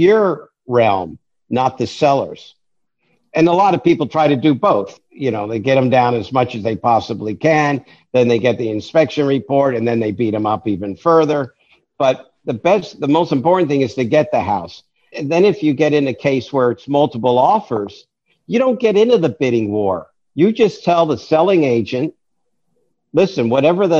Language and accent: English; New York, United States; I'm a New Yorker